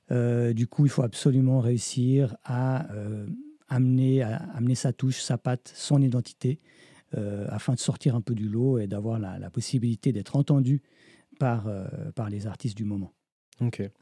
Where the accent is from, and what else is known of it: Switzerland